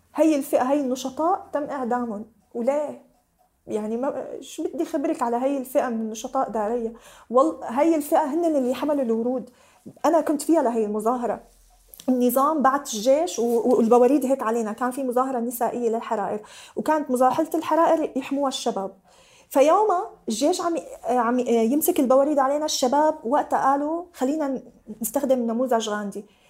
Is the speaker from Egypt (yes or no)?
no; Syria; now in Lebanon; ولا بفكر اني ارجع على سوريا ابدا